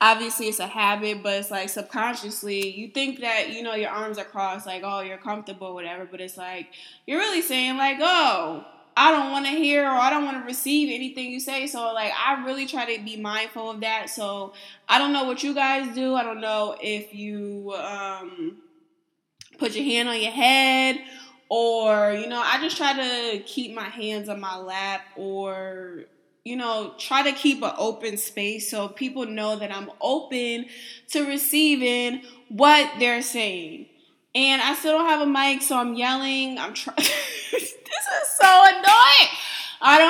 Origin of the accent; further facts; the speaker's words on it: East Coast, Northeast, United States; I'm from the East Coast, Northeast